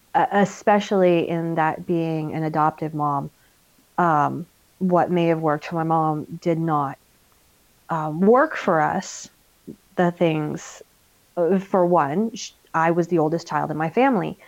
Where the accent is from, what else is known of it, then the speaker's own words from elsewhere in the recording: United States; moved away as an adult; now in Germany; we're American military